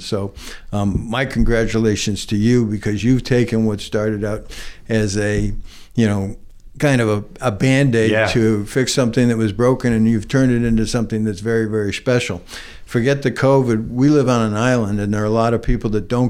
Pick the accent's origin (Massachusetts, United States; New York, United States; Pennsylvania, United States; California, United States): Massachusetts, United States; Nantucket; also born or lived in South Carolina; I was born and raised here, went through all my schooling here